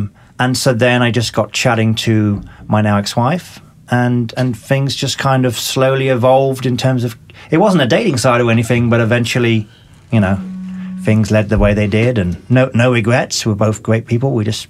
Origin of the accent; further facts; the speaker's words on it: South East England, United Kingdom; accent: mixture of North and South English; So my accent is a mixture of North and South.